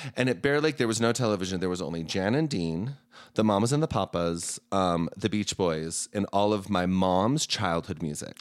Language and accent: English; Heber City, Utah, United States; also born or lived in Salt Lake City, Utah; I was born in Salt Lake, but we moved to Heber